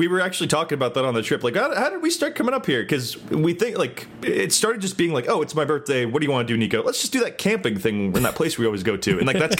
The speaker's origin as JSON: {"language": "English", "region": "California", "country": "United States", "tie": "born or raised there", "said": "I live in California. We're almost always in some sort of drought here."}